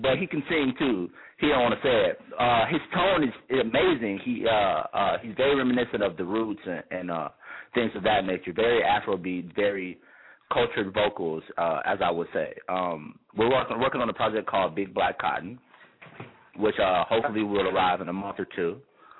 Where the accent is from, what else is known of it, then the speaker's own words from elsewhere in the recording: Chicago, Illinois, United States; I'm from South Side of Chicago